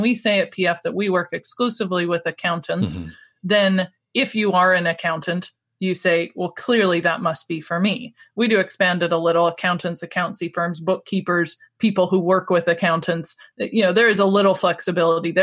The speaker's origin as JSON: {"language": "English", "country": "United States", "moved": "yes", "lives_now": "Scotland, United Kingdom", "said": "I'm originally from America, but I've lived in Scotland for 17 years now"}